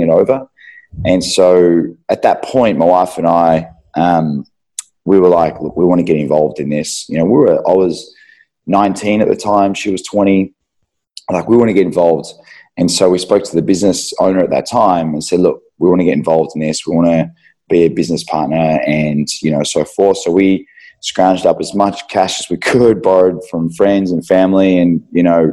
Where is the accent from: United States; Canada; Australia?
Australia; Euroa, Victoria; now in Melbourne, Australia; so we're country kids, we grew up in Euroa.